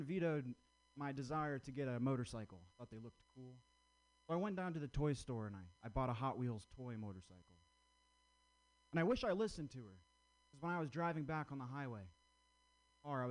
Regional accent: Vermont, United States; I grew up in Vermont.

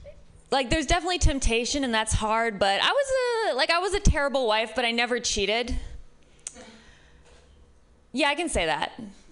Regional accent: Midwest, United States; now in San Francisco, United States; I'm from the Midwest, which might be part of it.

